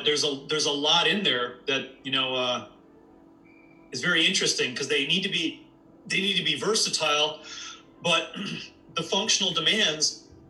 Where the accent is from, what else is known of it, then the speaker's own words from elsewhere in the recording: Canada; being a Canadian